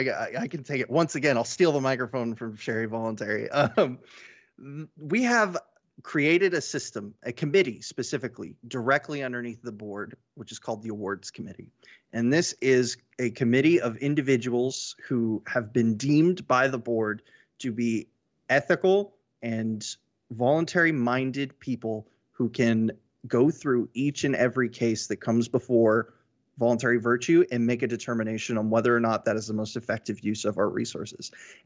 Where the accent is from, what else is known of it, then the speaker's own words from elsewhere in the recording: Houston, Texas, United States; I am from Houston, Texas.